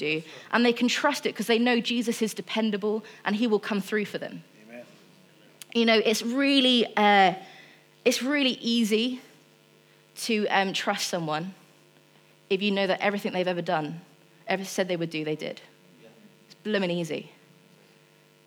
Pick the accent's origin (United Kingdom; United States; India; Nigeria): United Kingdom; Rushden, East Midlands; now in Fleet, United Kingdom; I'm still from Rushden because I went gosh and then in it within a sentence.